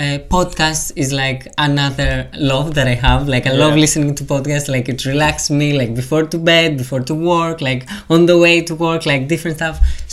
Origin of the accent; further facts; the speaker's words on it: Greece; also born or lived in Portsmouth; now in London, United Kingdom; It's like my second home. Now I have a third home, like for London, because I moved from Greece.